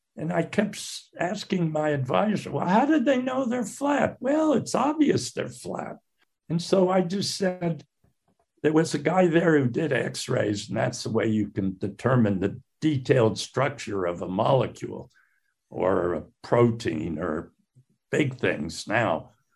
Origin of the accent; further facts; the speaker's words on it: Northampton, Massachusetts, United States; also born or lived in Salt Lake City, Utah / Connecticut; as a teenager in high school, I grew up in Northampton, Massachusetts